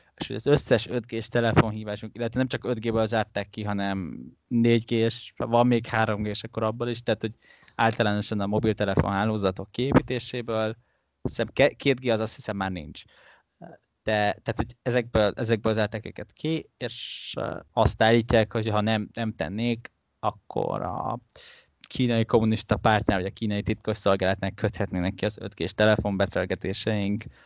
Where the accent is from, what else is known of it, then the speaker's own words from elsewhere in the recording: Hungary; magyarként nekünk Hongkongban nem kell vízum